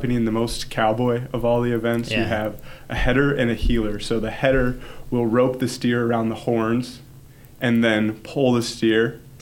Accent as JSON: {"language": "English", "town": "Kentwood", "region": "Michigan", "country": "United States", "tie": "born or raised there", "said": "I grew up here in Kentwood."}